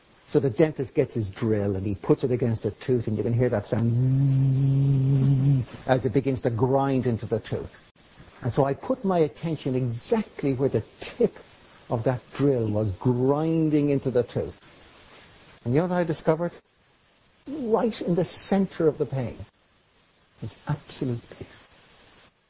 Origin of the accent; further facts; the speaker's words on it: Ireland; I'm Irish